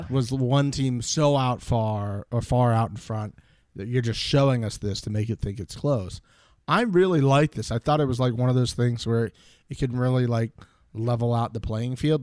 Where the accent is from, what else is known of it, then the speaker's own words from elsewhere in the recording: United States; I'm American